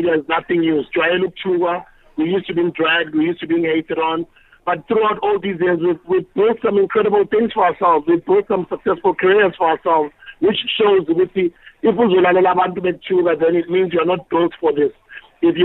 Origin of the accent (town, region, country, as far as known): South Africa